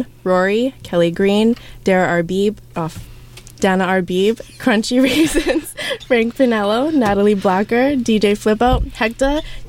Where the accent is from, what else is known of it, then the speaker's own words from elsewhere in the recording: Canada; I'm from Canada